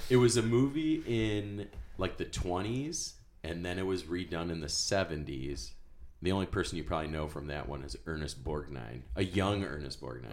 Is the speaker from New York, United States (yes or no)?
yes; Fairport, New York, United States; I'm from Fairport